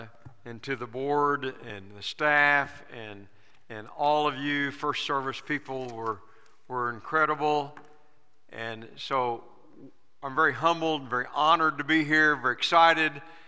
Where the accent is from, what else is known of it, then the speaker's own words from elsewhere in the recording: Lawton, Oklahoma, United States; I grew up in Lawton First Assembly